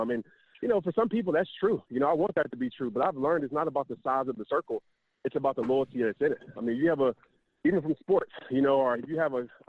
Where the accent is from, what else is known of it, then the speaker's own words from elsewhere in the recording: Louisiana, United States; moved away; also born or lived in Texas; Growing up in Louisiana, then we moved to Texas where, I mean, sports is everything